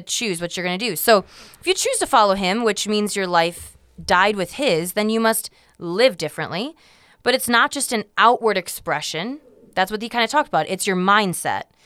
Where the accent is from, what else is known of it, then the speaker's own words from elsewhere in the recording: United States; us Americans